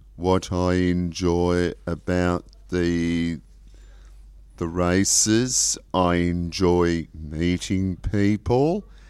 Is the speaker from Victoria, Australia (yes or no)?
no; Pambula, New South Wales, Australia; Pambula is my hometown